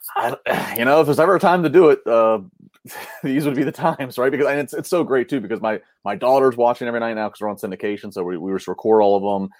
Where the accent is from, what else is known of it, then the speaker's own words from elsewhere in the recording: Maryland, United States; now in Pittsburgh, United States; I grew up in Maryland